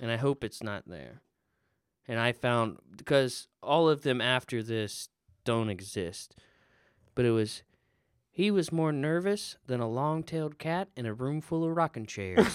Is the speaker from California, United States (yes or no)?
no; Florida, United States; moved away as an adult; now in Indiana, United States; I am from Florida